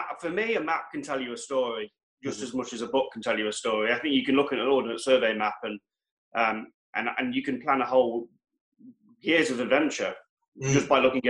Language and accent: English; Wales, United Kingdom; born there; I was born in North Wales, so we always used to go there and go to Snowdonia.